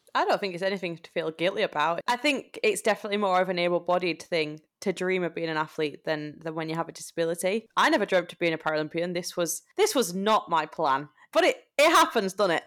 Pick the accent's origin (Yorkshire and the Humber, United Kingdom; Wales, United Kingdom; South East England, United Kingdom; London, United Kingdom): Yorkshire and the Humber, United Kingdom; moved away; We are both traitors of our beloved Yorkshire